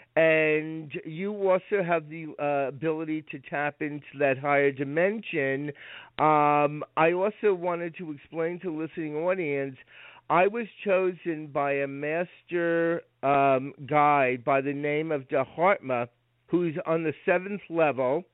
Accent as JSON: {"language": "English", "area": "Rockland County", "region": "New York", "country": "United States", "tie": "born or raised there", "said": "I was raised in Rockland County, New York"}